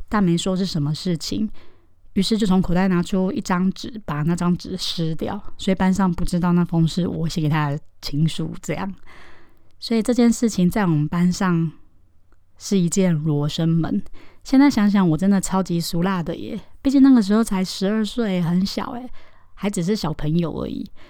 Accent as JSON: {"language": "Chinese", "region": "Taoyuan", "country": "Taiwan", "tie": "born or raised there", "said": "我是在桃园长大念书的，在小学的阶段，差不多是六岁到十二岁的时候"}